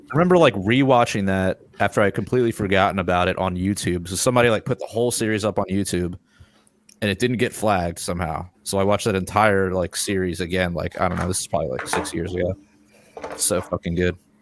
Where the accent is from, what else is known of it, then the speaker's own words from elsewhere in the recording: Silver Spring, Maryland, United States; I'm originally from Silver Spring.